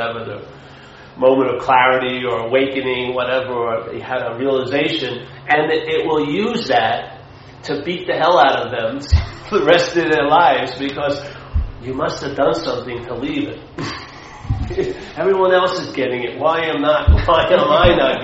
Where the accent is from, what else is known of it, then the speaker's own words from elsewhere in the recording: Long Island, New York, United States; I was brought up a Catholic in Long Island, Irish Catholic.